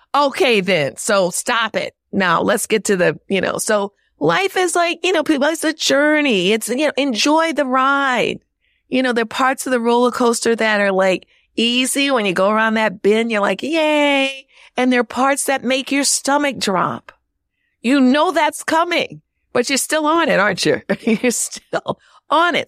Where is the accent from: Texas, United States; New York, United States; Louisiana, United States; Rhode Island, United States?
Louisiana, United States; New Orleans; moved away; also born or lived in Chicago; my hometown of New Orleans